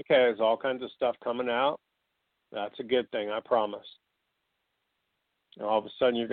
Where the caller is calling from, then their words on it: Atlanta, Georgia, United States; I'm from uh, Atlanta, Georgia.